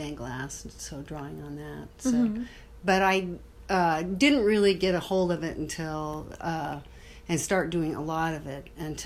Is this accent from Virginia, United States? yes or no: no; Othello, Washington, United States; also born or lived in Moses Lake, Washington / St. Louis, Missouri / Spokane, Washington; I grew up mostly in Othello, Washington